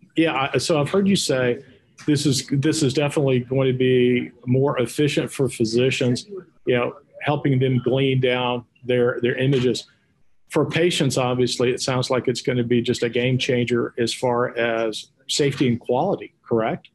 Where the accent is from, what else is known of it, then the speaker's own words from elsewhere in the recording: Texas, United States; accent: Texas; my Texas accent